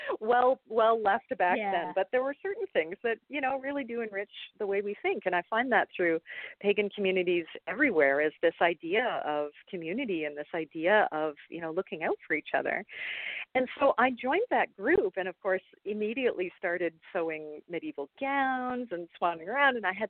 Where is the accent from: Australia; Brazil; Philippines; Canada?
Canada; Toronto, Ontario; accent: Canadian; I'm Canadian, as I'm sure my accent will show off fairly soon. I grew up in Toronto